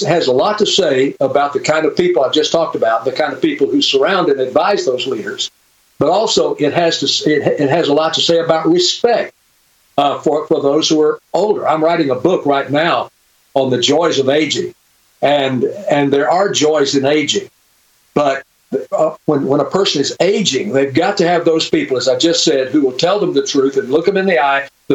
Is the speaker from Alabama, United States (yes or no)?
yes; Birmingham, Alabama, United States; I grew up in Birmingham, Alabama.